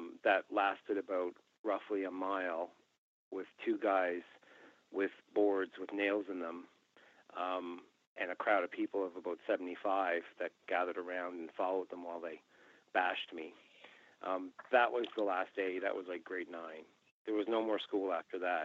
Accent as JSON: {"language": "English", "town": "Glace Bay", "region": "Nova Scotia", "country": "Canada", "tie": "born or raised there", "moved": "yes", "said": "when I went home to Cape Breton, and I played a show there in my hometown, actually, Glace Bay High came to the show"}